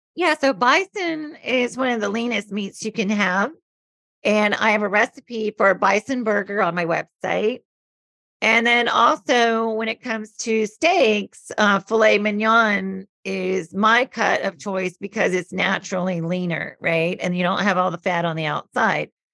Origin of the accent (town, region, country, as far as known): the South, United States; born or raised there